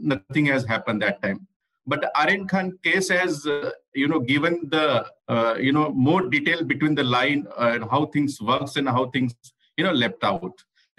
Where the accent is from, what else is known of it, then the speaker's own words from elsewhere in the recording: Jalgaon, Maharashtra, India; also born or lived in Pune; now in Mumbai, India; Actually, I'm from Jalgaon. I studied in Pune.